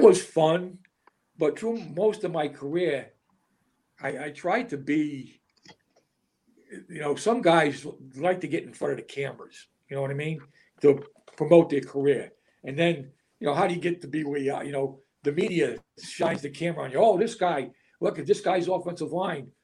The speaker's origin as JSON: {"language": "English", "region": "Rhode Island", "country": "United States", "said": "I'm from Rhode Island"}